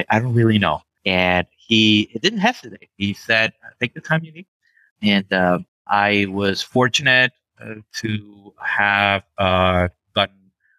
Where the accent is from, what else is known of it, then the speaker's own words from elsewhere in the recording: Venezuela; moved away; back in Venezuela, my home country where I was born.